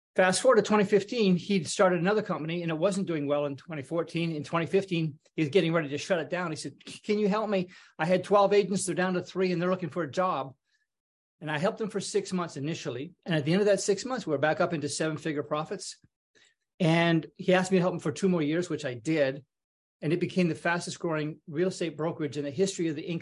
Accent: British Columbia, Canada; moved away as an adult; also born or lived in Toronto, Canada; I grew up in Canada

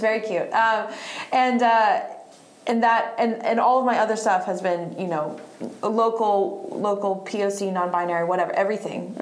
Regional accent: Statesville, North Carolina, United States; also born or lived in Bariloche, Argentina / Virginia / Charlotte; now in Raleigh, United States; went to middle school through high school uh, in this teeny tiny little town in western North Carolina called Statesville, North Carolina, Iredell County

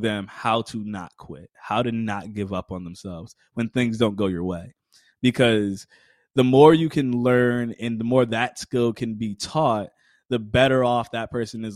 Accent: Connecticut, United States; I'm originally from Connecticut. I live in Connecticut now. I work at Quinnipiac University. Born and raised

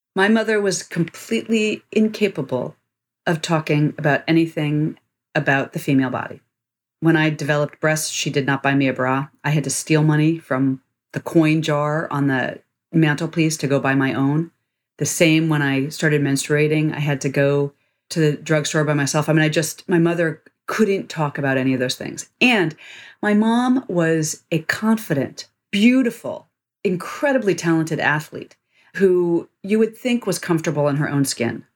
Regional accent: Washington, District of Columbia, United States; I grew up in Washington, D.C.

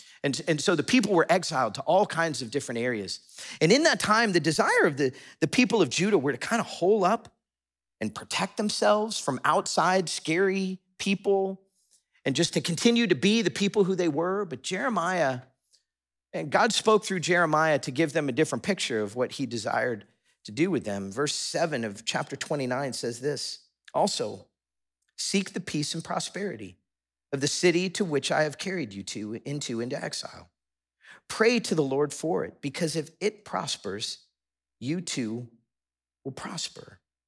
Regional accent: Florida, United States; also born or lived in Chicago, United States; I moved from South Florida to northwest suburbs of Chicago to do college.

